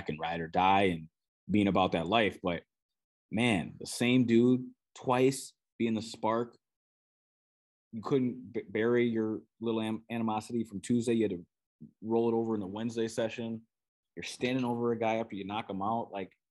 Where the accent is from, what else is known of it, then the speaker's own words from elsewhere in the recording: Minnesota, United States; accent: Minnesotan; probably hear my Minnesotan accent there